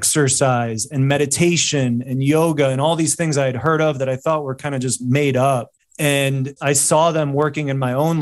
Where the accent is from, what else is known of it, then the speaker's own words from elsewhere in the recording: Chicago, Illinois, United States; living and growing up in Chicago